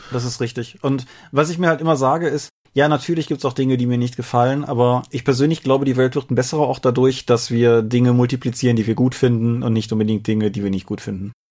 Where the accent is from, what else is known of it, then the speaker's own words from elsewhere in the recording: Rhineland, Germany; als Rheinländer